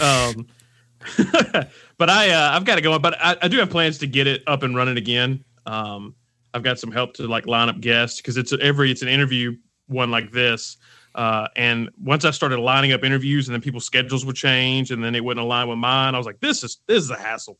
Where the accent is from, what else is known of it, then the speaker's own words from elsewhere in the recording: Alabama, United States; I'm from Alabama. Uh, I've lived here my entire life